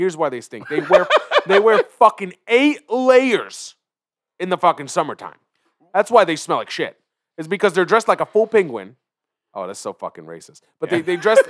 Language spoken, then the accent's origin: English; Israel; born there; No, I was born in Israel.